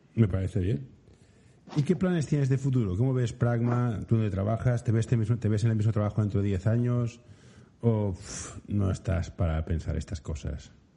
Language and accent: Spanish; Barcelona, Catalonia, Spain; yo soy de Barcelona